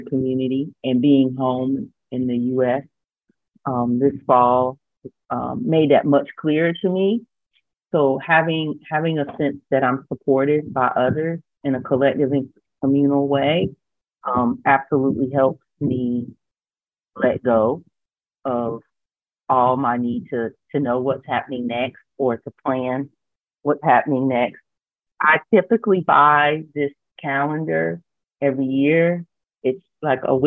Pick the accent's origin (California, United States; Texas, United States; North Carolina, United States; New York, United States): North Carolina, United States; also born or lived in Cincinnati, Ohio / Senegal; A Black girl who grew up in North Carolina